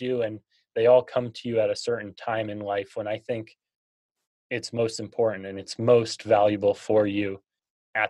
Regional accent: Massachusetts, United States; I grew up in Massachusetts.

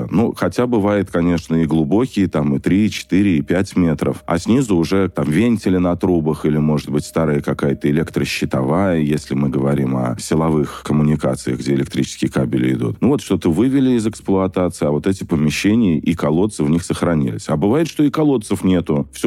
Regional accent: Moscow, Russia; Мы, москвичи, должны купаться в нашей главной столице

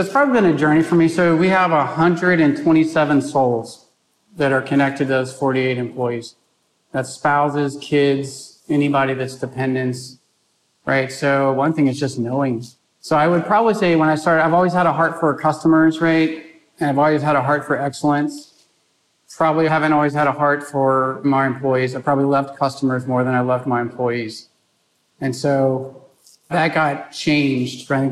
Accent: San Antonio, Texas, United States; I grew up in San Antonio, Texas. I'm a fourth generation San Antonian.

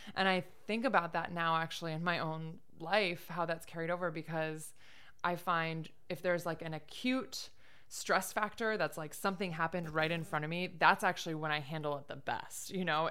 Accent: Michigan, United States; moved away as an adult; now in upstate New York, United States; I grew up in Michigan, of all places

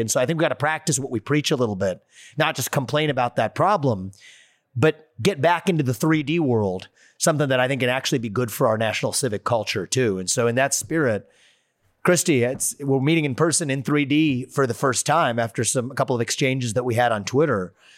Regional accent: Ohio, United States; just up north from Ohio, my home state

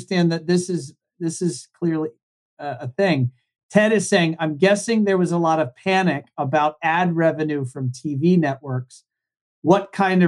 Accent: Virginia, United States; I'm from Virginia

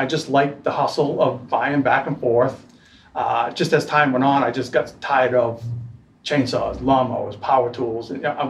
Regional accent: Portland, Maine, United States; I'm from Portland. Born and raised.

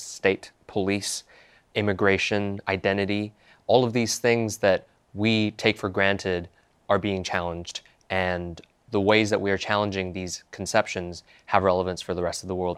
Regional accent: Hong Kong; moved away as an adult; now in United States; Hong Kong is home for me. I was born and raised in Hong Kong.

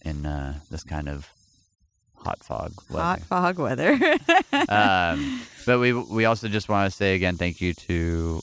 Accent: El Paso, Texas, United States; Growing up in El Paso, there was...

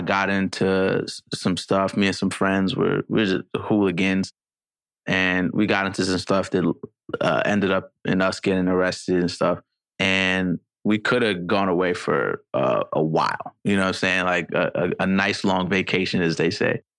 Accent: New York City, New York, United States; a product of growing up in the Bronx

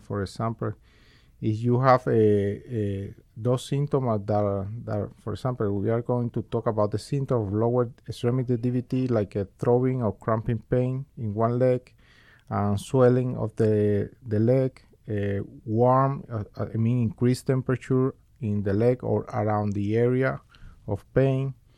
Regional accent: Cuba; moved away as an adult; now in Bakersfield, United States; I was born originally in Cuba, where I, where I finished my med school and completed a medical residency in Family Medicine

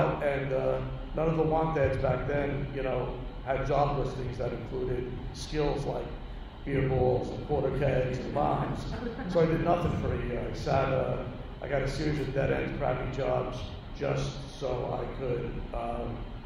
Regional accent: Northern Bergen County, New Jersey, United States; I grew up in Northern Bergen County, where I still live.

